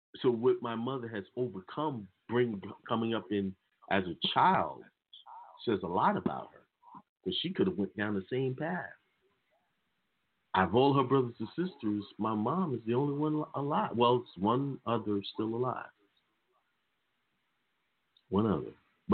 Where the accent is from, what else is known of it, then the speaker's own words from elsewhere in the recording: New York, United States; I was raised in New York, so that I came up in a different way, you know, take the bus.